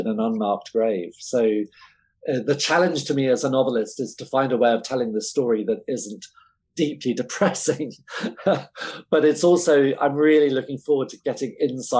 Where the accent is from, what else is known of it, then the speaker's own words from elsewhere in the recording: England, United Kingdom; I'm English